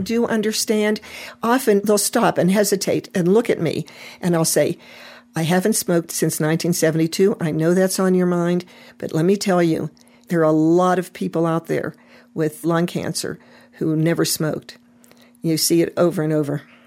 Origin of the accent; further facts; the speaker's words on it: Pittsburgh, Pennsylvania, United States; I was raised in Pittsburgh, you know, maybe a mile and a half from the mills